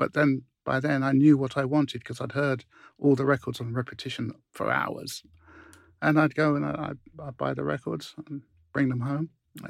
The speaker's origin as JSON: {"language": "English", "region": "London", "country": "United Kingdom", "tie": "born or raised there", "said": "when I was a kid growing up there, I'd walk down Portobello Road"}